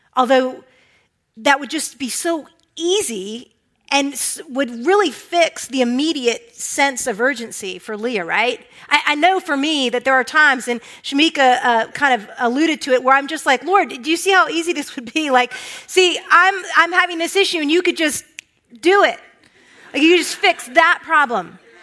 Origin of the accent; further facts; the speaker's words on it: Herndon, Virginia, United States; moved away; also born or lived in Reston, Virginia; I grew up in the Washington, D.C. area. Went to high school at Oakton High School, grew up in Herndon, Reston